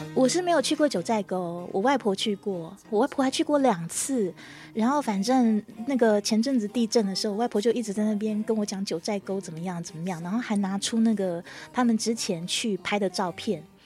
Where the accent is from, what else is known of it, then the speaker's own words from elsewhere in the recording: Taiwan; 台湾这边